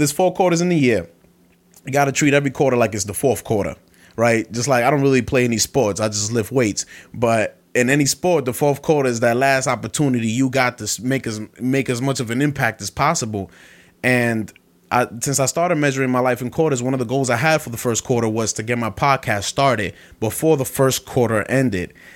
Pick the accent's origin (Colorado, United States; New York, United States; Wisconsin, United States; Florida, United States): New York, United States; Brooklyn; moved away; I'm from Brooklyn my whole life